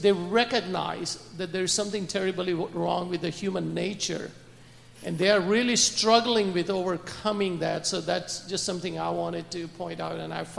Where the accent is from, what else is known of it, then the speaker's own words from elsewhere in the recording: India; and then I have talked to Buddhist people in India also. I'm from India.